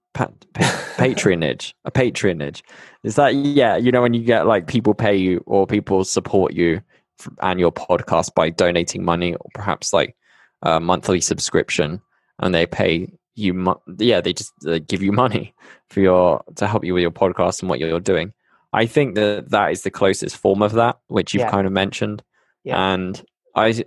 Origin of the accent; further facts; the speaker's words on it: Bristol, South West England, United Kingdom; moved away as an adult; now in Medellin, Colombia; I'm from the UK. Yeah, as you can tell, I'm from Bristol